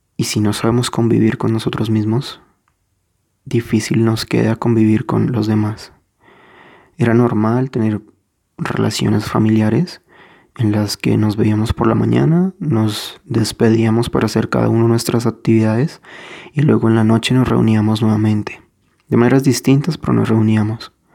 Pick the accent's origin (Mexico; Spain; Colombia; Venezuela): Colombia; si soy colombiano